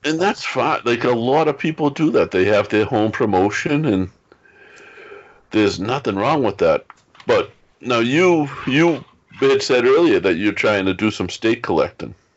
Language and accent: English; Boston, Massachusetts, United States; I grew up in South Boston, Massachusetts.